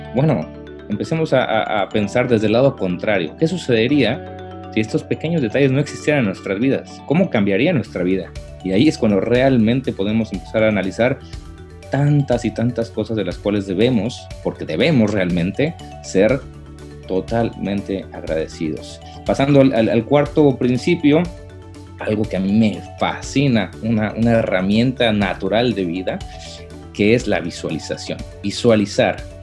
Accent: Mexico City, Mexico; moved away as an adult; now in United States; soy la Ciudad de México

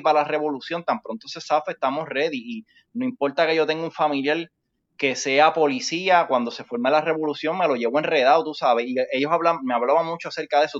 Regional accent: Puerto Rico; somos puertorriqueños

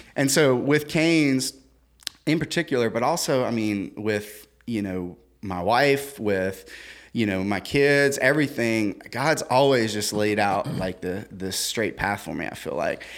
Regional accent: Central, Louisiana, United States; I grew up in Central.

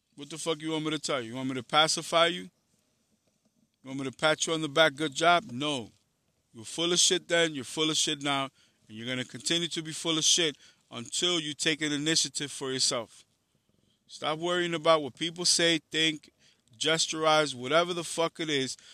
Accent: New York City, New York, United States; I'm from Harlem in the Bronx

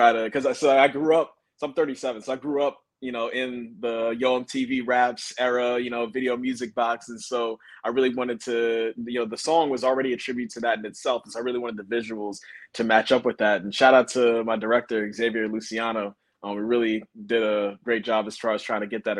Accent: Pennsylvania, United States; moved away as an adult; also born or lived in Bronx, New York / upstate New York; now in Philadelphia, United States; I was born in the Bronx, raised in Western PA and upstate New York.

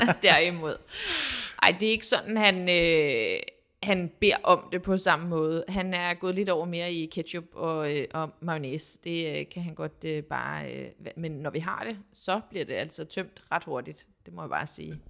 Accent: Denmark; moved away as an adult; now in France; boede her hjemme i Danmark

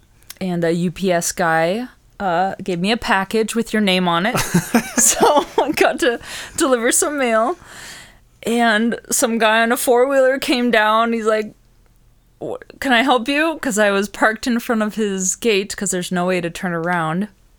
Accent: Minnesota, United States; I was born and raised.

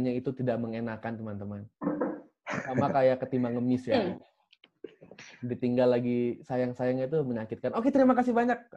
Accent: Bekasi, West Java, Indonesia; Saya aslinya Bekasi.

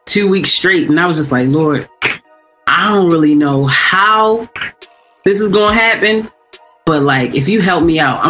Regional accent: Baltimore, Maryland, United States; also born or lived in Orlando; I'm from here. Okay. I'm from Baltimore.

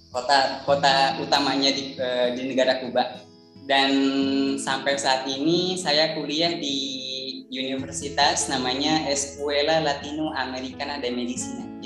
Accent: Sukabumi, West Java, Indonesia; now in Havana, Cuba; Eh, asal saya dari Sukabumi Jawa Barat. Jadi orang Sunda ya, bagi yang orang Sunda, ayo.

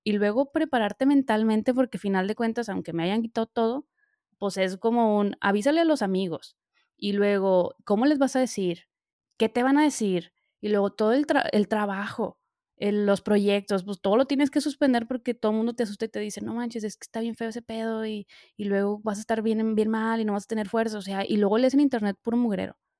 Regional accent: Monterrey, Nuevo León, Mexico; now in Milan, Italy; soy de México, bueno, ya saben, soy de Monterrey, pero pues vivo ahorita en Milán

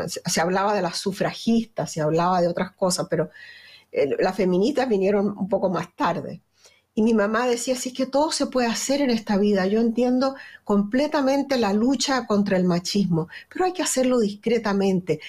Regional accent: Chile; accent: Chilean; moved away as an adult; also born or lived in Venezuela; now in United States; mi acento es chileno. Eh, ahí en Chile soy como todo el mundo

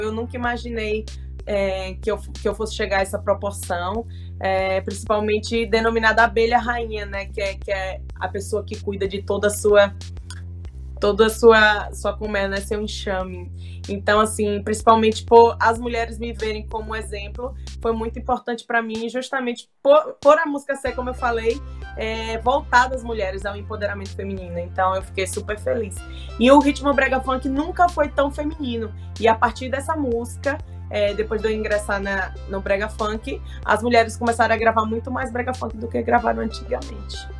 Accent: Northeast Region, Brazil; Eu sou nordestina e sou apaixonada pelo meu Nordeste

